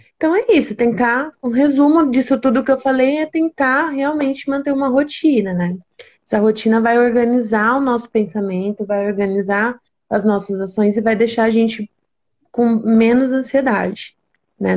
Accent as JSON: {"language": "Portuguese", "region": "interior of São Paulo", "country": "Brazil", "said": "eu sou daqui do interior de São Paulo."}